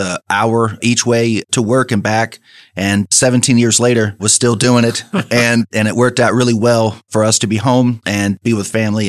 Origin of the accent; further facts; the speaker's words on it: Orange, Texas, United States; moved away as an adult; also born or lived in Lake Charles, Louisiana; I am from Orange, Texas.